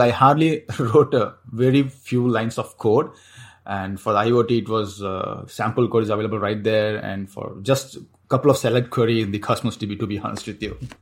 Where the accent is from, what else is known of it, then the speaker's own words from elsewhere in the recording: Chennai, Tamil Nadu, India; moved away as an adult; now in Singapore; Chennai, uh, back in my hometown